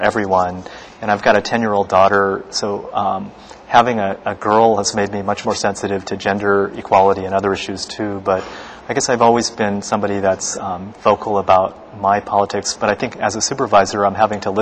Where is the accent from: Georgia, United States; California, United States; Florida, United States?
California, United States; Sacramento; moved away as an adult; now in San Francisco, United States; I grew up in Sacramento, California, in the South area, went to public schools